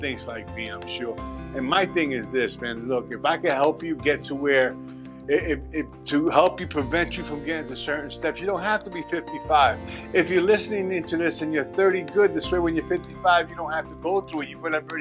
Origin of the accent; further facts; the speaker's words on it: New York City, New York, United States; I'm a Puerto Rican. I was born and raised in the South Bronx